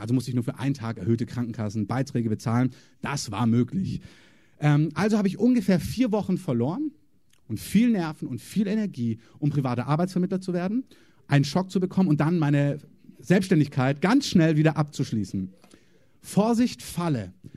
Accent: Germany; als Deutscher

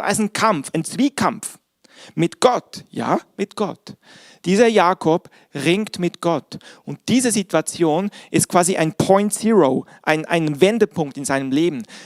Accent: Bern, Switzerland; moved away; Ich bin, wie ihr wisst, in der Schweiz groß geworden

